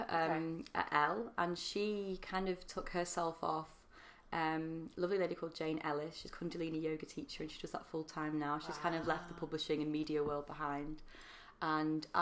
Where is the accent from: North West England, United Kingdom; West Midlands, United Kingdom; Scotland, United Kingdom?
North West England, United Kingdom; Manchester; moved away as an adult; also born or lived in London; I'm from Manchester. Moved to London